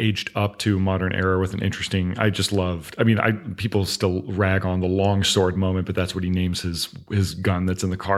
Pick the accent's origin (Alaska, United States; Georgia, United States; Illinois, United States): Georgia, United States; Augusta; moved away as an adult; also born or lived in Los Angeles, California; now in Florida, United States; I grew up in Augusta, Georgia